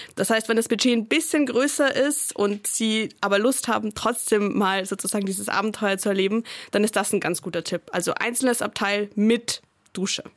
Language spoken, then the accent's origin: German; Austria; Als Österreicherin